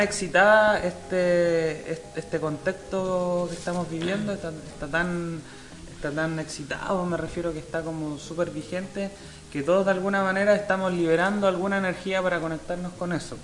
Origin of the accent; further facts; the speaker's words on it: Chile; nosotros como chilenos, como ciudadanos